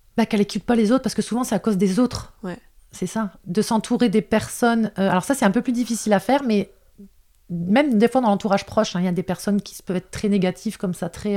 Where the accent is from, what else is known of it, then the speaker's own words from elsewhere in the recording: the North, Hauts-de-France, France; accent: ch'ti, accent du Nord; now in Alpes-Maritimes, France; je suis désolée pour ceux qui ont capté mon accent de ch'ti